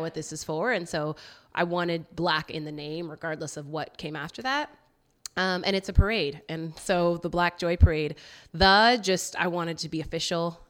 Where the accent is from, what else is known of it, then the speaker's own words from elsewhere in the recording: Roseville, California, United States; moved away as an adult; also born or lived in Seaside, California / Santa Barbara, California / Portland, Oregon; now in Oakland, United States; I grew up, um, Sacramento area